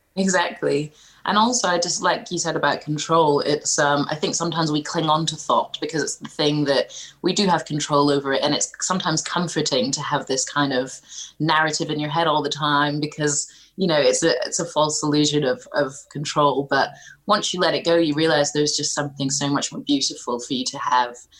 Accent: Scotland, United Kingdom; I was growing up in Scotland

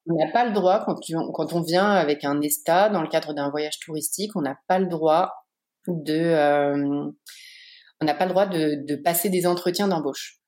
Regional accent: Paris region, Île-de-France, France; moved away as an adult; also born or lived in Pays de Gex, France; now in United States; je suis parisienne, j'ai toujours vécu en région parisienne

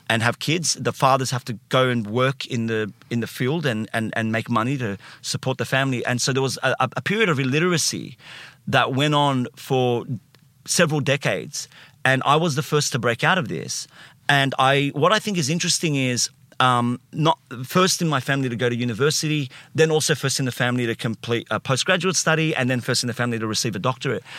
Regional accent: Sydney, New South Wales, Australia; I, uh, grew up in, uh, Alexandria first. So, not Alexandria in Egypt.

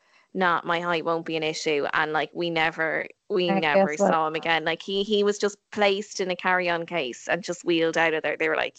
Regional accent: Ireland; we're Irish.

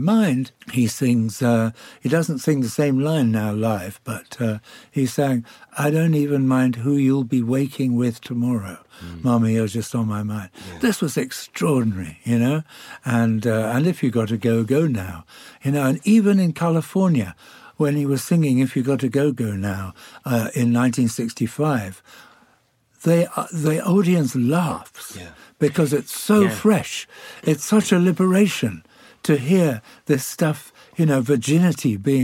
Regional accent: Birkenhead, North West England, United Kingdom; moved away as an adult; also born or lived in York; I grew up in Birkenhead

